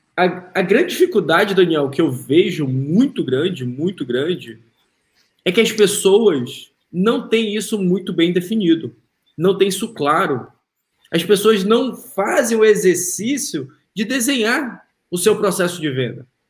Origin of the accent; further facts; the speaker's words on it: Manaus, Amazonas, Brazil; moved away as an adult; now in United States; sou de Manaus.